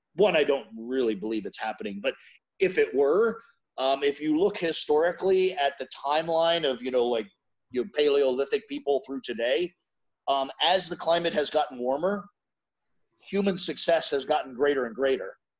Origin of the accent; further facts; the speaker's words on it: United States; I'm American, so maybe I'm just looking through an American lens.